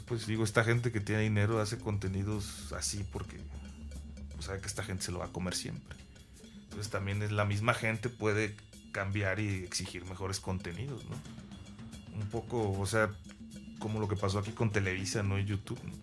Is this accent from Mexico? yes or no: yes; Veracruz, Mexico; yo soy de Veracruz